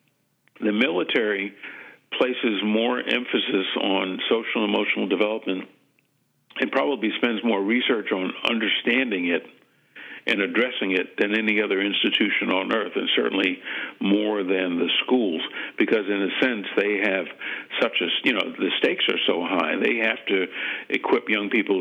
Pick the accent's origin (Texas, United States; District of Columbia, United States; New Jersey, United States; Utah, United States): District of Columbia, United States; Washington; also born or lived in New Haven; growing up in Washington, D.C.